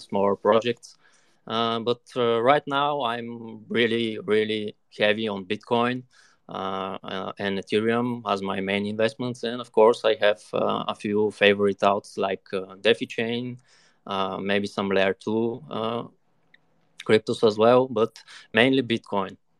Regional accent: Bulgaria; I'm from Bulgaria, currently living here in the capital

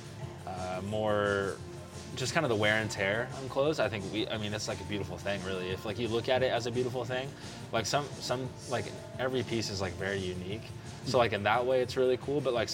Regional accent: Springfield, Oregon, United States; now in Eugene, United States; I'm living in Eugene now, but I'm from Springfield

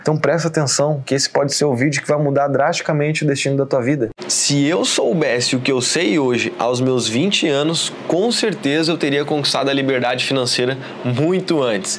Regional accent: Porto Alegre, Rio Grande do Sul, Brazil; moved away as an adult; also born or lived in São Paulo; now in Florianópolis, Brazil; Eu sou gaúcho de Porto Alegre aqui, mas eu já morei em São Paulo, já morei, né? Tô morando hoje em Florianópolis

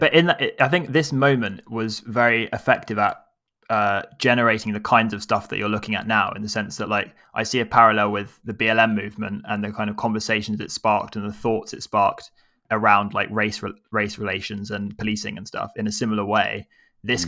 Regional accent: England, United Kingdom; Our baggage is we're English

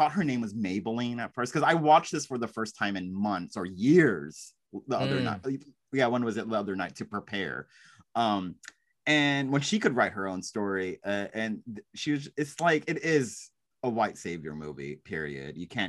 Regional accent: Texas, United States; you and I are both from the South. I'm from Texas. A lot of people argue that's like Southwest, but I'm like, oh, whatever. I say y'all, so that counts.

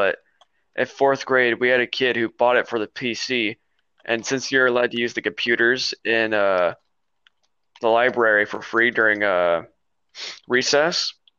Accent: United States; growing up in Washington.

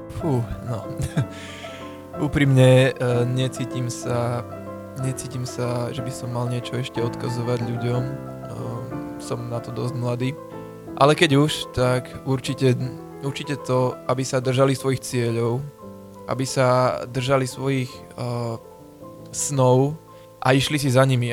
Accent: Podolie, Trnava Region, Slovakia; v rámci dediny, ochotnícke divadlo, eh, odkiaľ pochádzam, teda Podolie

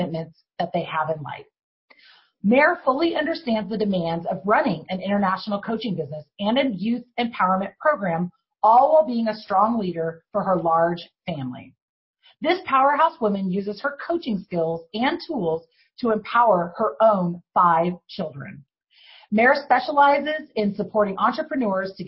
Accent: Ireland; I'm Irish

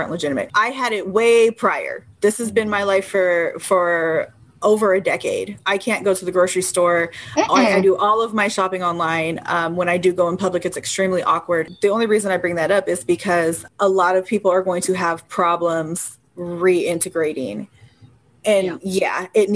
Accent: Bay Area, Northern California, United States; I was born in 88, but I grew up in Northern California in the Bay Area

